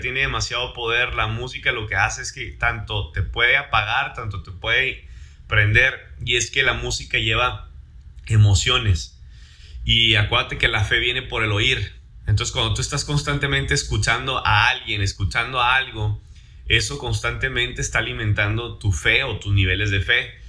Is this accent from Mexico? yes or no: yes; Mexico; first language Spanish; Soy mexicano